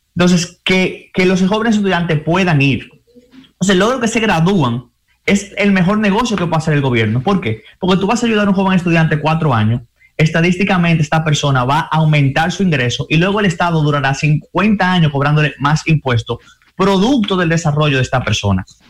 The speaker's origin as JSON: {"language": "Spanish", "country": "Dominican Republic", "said": "nosotros como dominicanos"}